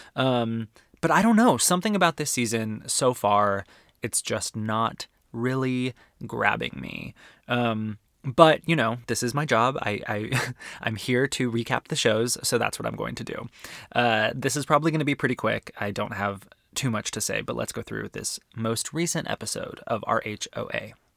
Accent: Arizona, United States; I'm from Arizona

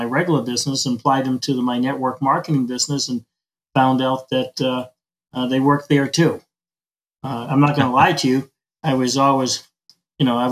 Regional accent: Maine, United States; moved away as an adult; now in Arizona, United States; I'm from Maine

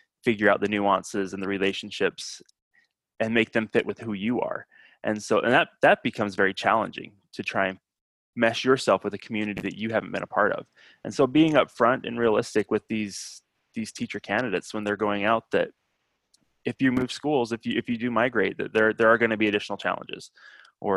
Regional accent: Utah, United States; moved away; So I'm from Utah originally.

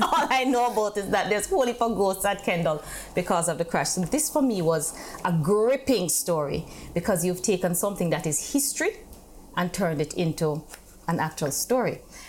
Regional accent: Mandeville, Manchester, Jamaica; I grew up in Mandeville. A lot of people think I come from Moby or some other place, but I actually grew up in Mandeville.

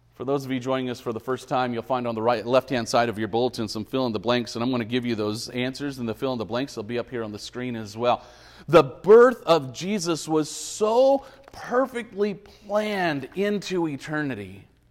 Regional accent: Bakersfield, California, United States; I was born in Memorial Hospital on thirty-fourth Street in Bakersfield in nineteen seventy-six.

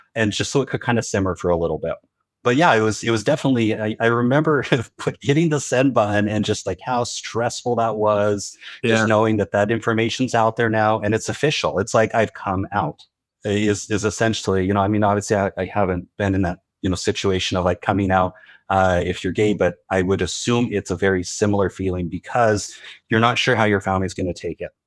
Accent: Utah, United States; Growing up in Utah, I predominantly Mormon.

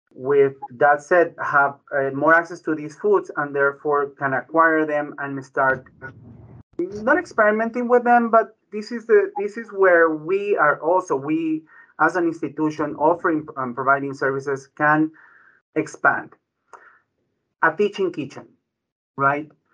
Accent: Ecuador; also born or lived in Bronx, New York; now in United States; My background is Ecuadorian. I was born in Ecuador.

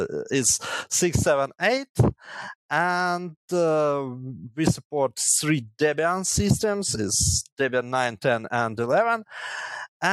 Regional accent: Chernihiv, Chernihiv Oblast, Ukraine; originally I'm from Chernihiv and studied here in Chernihiv Technological University

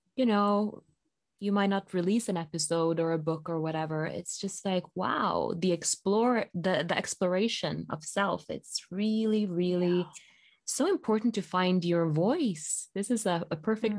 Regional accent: Bergen, Vestland, Norway; also born or lived in Rome, Italy; my hometown, Bergen.

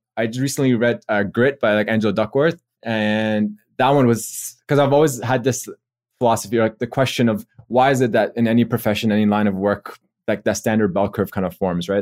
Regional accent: Toronto, Ontario, Canada; moved away as an adult; also born or lived in Australia; from Canada originally, so I'm from Toronto, and I came to Australia for dental school.

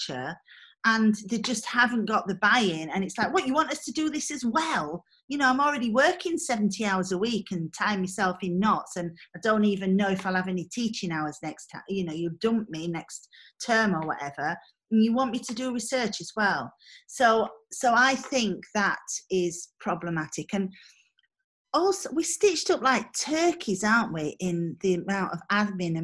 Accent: Mexborough, Yorkshire and the Humber, United Kingdom; I come from Mexborough

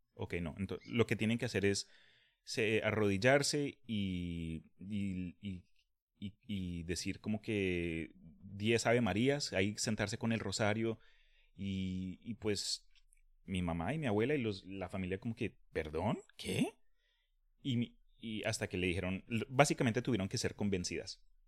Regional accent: Colombia; now in Texas, United States; esto lo digo como colombiano que ha vivido en Texas por diez y pico de años

